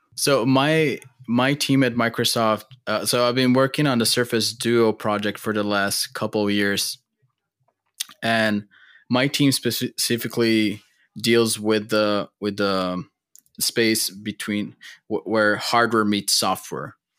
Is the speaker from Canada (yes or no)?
no; Brazil; moved away as an adult; now in United States; I'm born and raised in Brazil